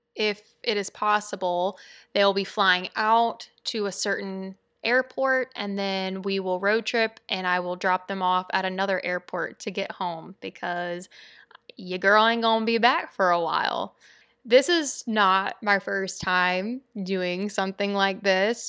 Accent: Louisiana, United States; I'm from Louisiana

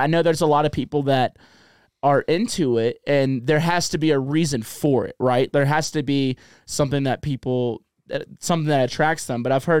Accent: the South, United States; I'm from the South. There's mega churches.

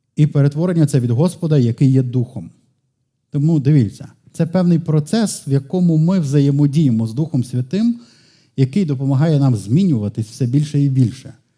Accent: Lviv, Lviv Oblast, Ukraine; сам львів'янин

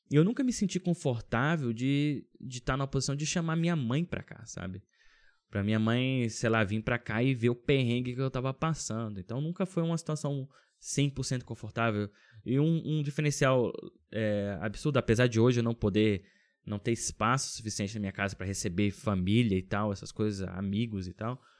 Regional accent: Brasília, Federal District, Brazil; now in Finland; Mudei do Brasil. Brasília, que é super seco né? Uma cidade sequíssima

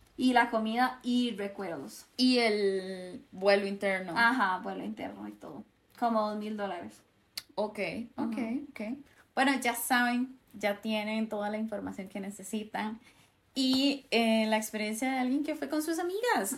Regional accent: Costa Rica; como costarricense, por lo menos, que es lo que soy

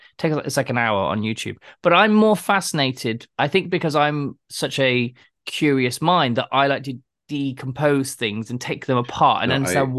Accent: Plymouth, Massachusetts, United States; Plymouth, my hometown. That's why I love it.

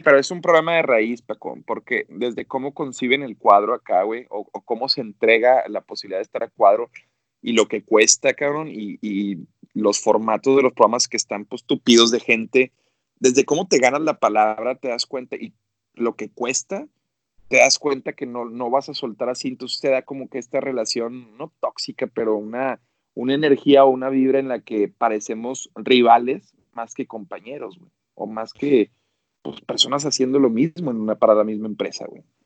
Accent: Monterrey, Nuevo León, Mexico; como buenos regios que somos

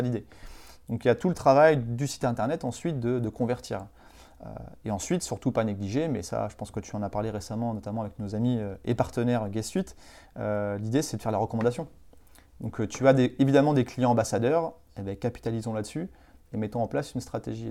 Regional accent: Vendée, Pays de la Loire, France; also born or lived in Nantes / Bordeaux / Pau; vendéen d'origine

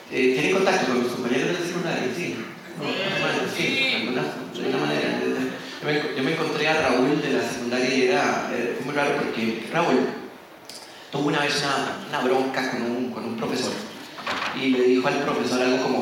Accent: Costa Rica; de Costa Rica.

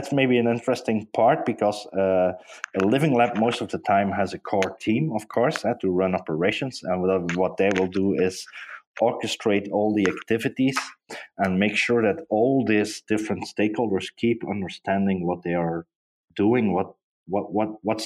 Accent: Hasselt, Flanders, Belgium; Hasselt, which is actually my hometown, in Belgium

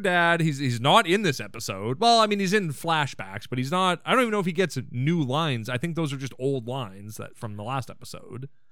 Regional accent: Canada; we're Canadian as frick now

